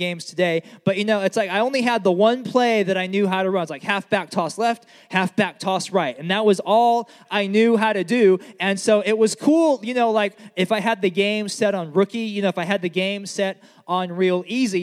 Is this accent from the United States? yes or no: yes; United States; growing up in America